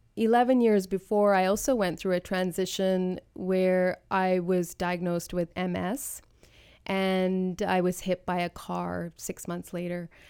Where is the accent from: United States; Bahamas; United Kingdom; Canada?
Canada; being born and raised in Canada